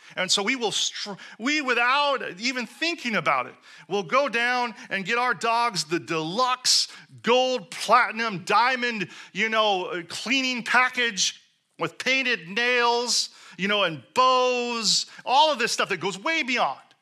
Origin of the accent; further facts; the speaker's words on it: Seattle, Washington, United States; moved away; I come from Seattle, where we recycled literally everything